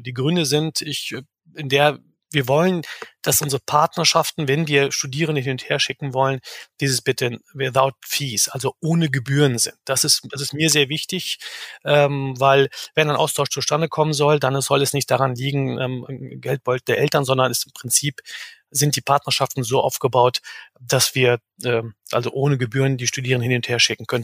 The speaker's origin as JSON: {"language": "German", "town": "Bielefeld", "region": "North Rhine-Westphalia", "country": "Germany", "tie": "born or raised there", "also_born_or_lived": "Istanbul", "said": "Geboren in Istanbul, aber aufgewachsen in Bielefeld. Ich war acht Monate alt ungefähr, als ich nach Bielefeld kam"}